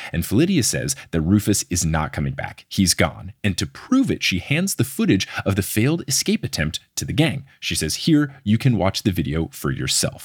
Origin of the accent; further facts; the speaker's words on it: New Jersey, United States; I am born and raised in New Jersey